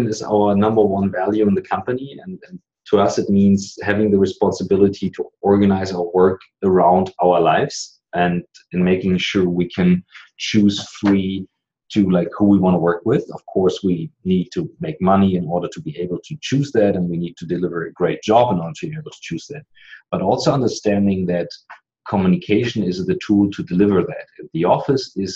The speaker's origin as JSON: {"language": "English", "country": "Germany", "said": "I'm an entrepreneur from Germany"}